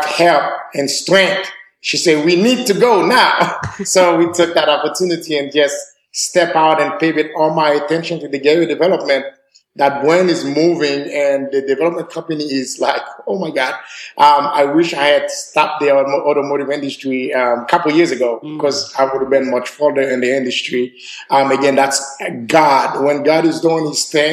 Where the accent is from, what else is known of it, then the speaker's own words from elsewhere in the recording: Haiti; now in Nashville, United States; I'm from Haiti